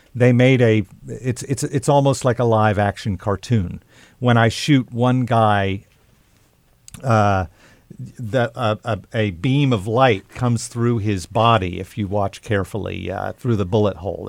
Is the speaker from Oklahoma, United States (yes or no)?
yes; Oklahoma, United States; I grew up in Oklahoma